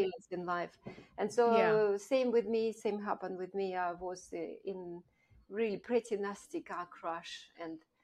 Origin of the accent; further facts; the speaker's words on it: Russia; moved away as an adult; also born or lived in Kazakhstan / United Kingdom; I grew up in Russia, Soviet Russia at the time